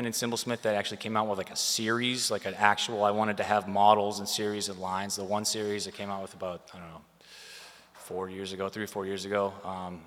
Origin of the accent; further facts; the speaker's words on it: Boston, Massachusetts, United States; I'm from Boston